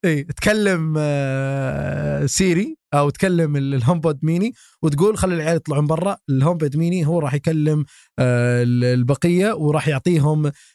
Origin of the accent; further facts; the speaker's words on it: Saudi Arabia; عندنا في السعوديه